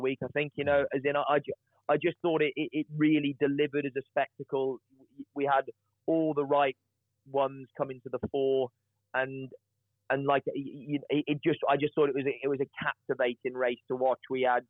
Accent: United Kingdom; I'm British

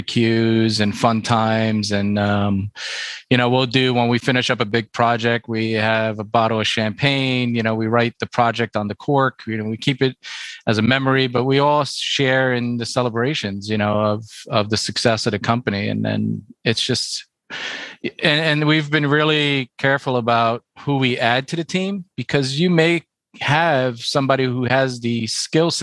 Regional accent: Puerto Rico; I'm from Puerto Rico

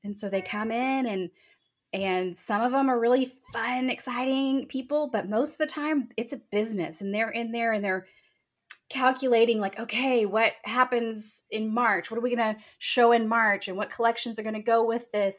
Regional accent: Texas Hill Country, United States; moved away as an adult; now in Calallen, United States; moved to the Hill Country for, um, I guess, elementary school. And I grew up there for the most of my life and love being a Hill Country girl

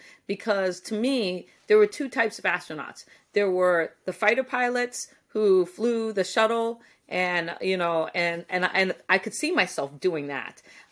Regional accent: Guam; born there; You know, I was born on Guam because my dad was working at the NASA tracking station during the Apollo missions.

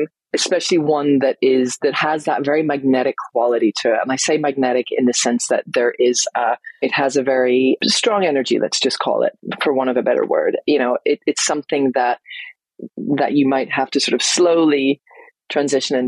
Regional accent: Northern Ireland, United Kingdom; moved away as an adult; also born or lived in London; I moved from London back home here to Northern Ireland, where I am now

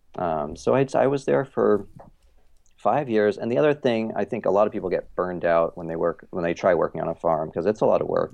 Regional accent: Eugene, Oregon, United States; also born or lived in Ohio; now in Portland, United States; I'm from Oregon, and I grew up kind of in a, you know, a, like a small hippie college town, Eugene, Oregon

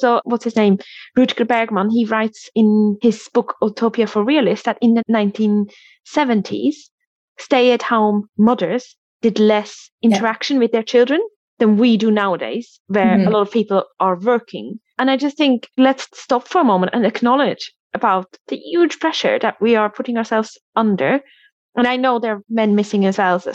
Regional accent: Switzerland; now in United Kingdom; I'm from Switzerland originally, and my friends in Switzerland

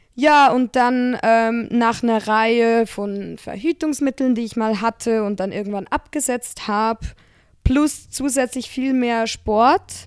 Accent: Switzerland; woher kommst du? Und ich so, ja, Schweiz

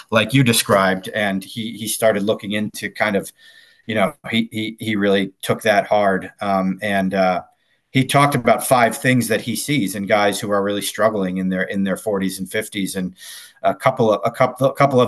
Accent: New England, United States; I grew up in New England

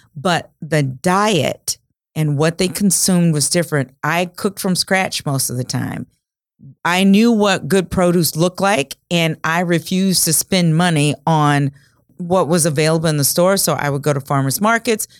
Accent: rural Louisiana, United States; now in Omaha, United States; I grew up the oldest of six kids in a small town in rural Louisiana, and we grew most of the food that we ate

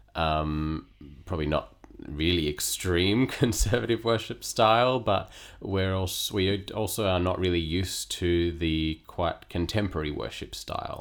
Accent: Perth, Western Australia, Australia; moved away as an adult; now in Sydney, Australia; I was born and raised in Western Australia

